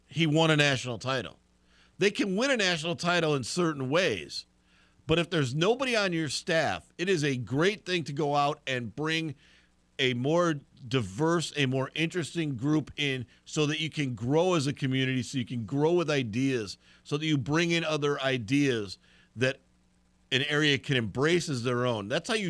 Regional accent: California, United States; I came from California, so I'm completely different on this.

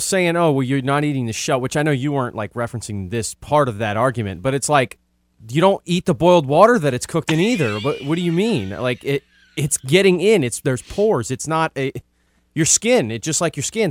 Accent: New Orleans, Louisiana, United States; moved away; I'm from New Orleans

